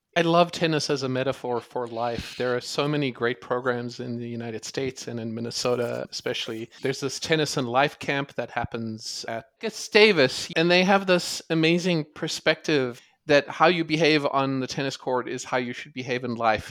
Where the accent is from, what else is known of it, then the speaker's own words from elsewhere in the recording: South Africa; growing up in South Africa